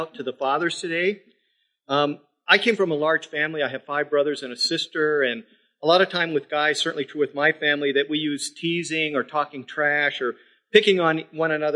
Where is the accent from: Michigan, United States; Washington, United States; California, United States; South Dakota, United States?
South Dakota, United States; now in Midland, United States; I'm from South Dakota